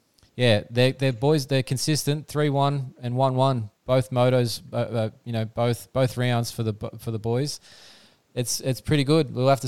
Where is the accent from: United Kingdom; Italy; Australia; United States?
Australia; as an Aussie fan, can't complain at present.